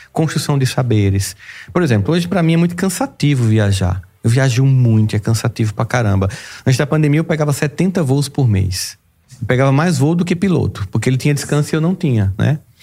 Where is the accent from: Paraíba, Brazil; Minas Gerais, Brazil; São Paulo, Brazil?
Paraíba, Brazil; Campina Grande; Eu nasci em Campina Grande, Campina Grande é uma cidade fria, mas já foi bem mais fria